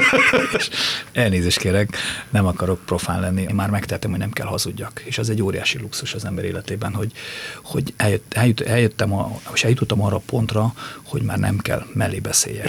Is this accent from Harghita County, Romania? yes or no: yes; near Csíksomlyó, Transylvania, Harghita County, Romania; now in Hungary; én Csikszonyú mellett születtem, és gyerekként már jártam úgy oda